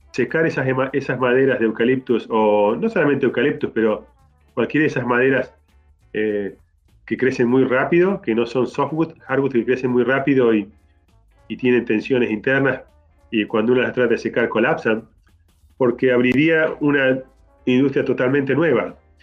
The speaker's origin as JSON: {"language": "Spanish", "country": "Argentina", "tie": "born or raised there", "also_born_or_lived": "Canada", "moved": "yes", "said": "nací en Argentina y me fui de ahí"}